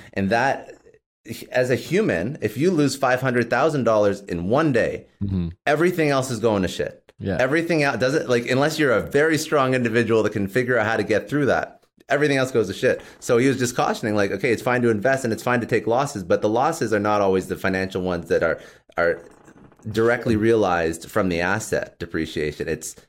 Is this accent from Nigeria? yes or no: no; Toronto, Ontario, Canada; I used to work for a telco, like Bell Canada, which I'm from Toronto, right?